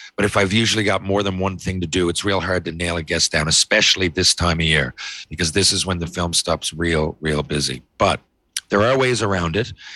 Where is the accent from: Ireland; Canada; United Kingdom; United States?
Canada; I'm a Canadian hockey player